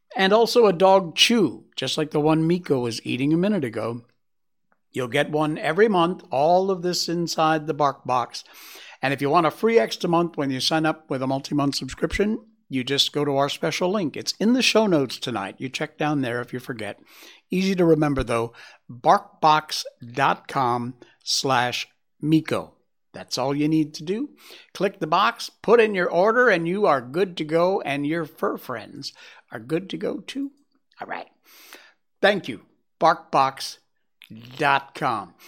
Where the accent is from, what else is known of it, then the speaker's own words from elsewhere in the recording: United States; now in Malaysia; I am American. I'm American at heart